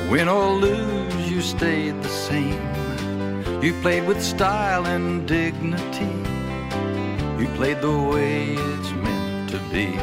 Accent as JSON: {"language": "English", "country": "Australia", "tie": "born there", "said": "I got my break in England even though I was born in Australia, in the country."}